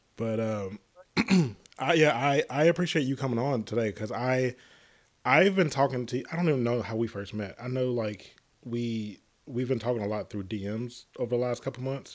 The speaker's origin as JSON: {"language": "English", "region": "Tennessee", "country": "United States", "tie": "born or raised there", "moved": "yes", "said": "I grew up in Tennessee"}